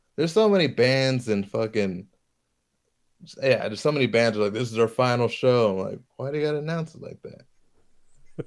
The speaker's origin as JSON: {"language": "English", "region": "Hawaii", "country": "United States", "moved": "yes", "said": "I'm from Hawaii"}